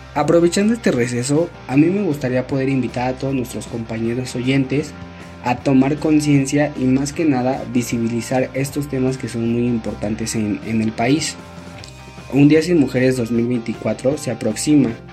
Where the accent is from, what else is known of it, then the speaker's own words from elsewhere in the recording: Mexico; nosotros como sociedad mexicana